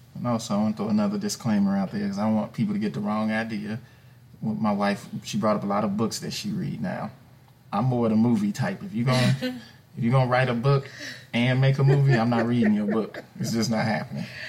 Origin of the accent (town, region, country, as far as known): Chicago, Illinois, United States; born or raised there; moved away as an adult